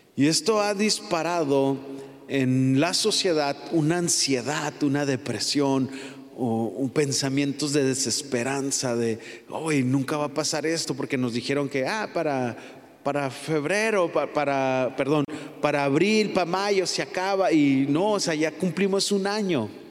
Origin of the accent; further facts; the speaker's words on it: Mexico; No soy eh, New Yorker, ¿cómo? soy Mexican, Mexican, mexicano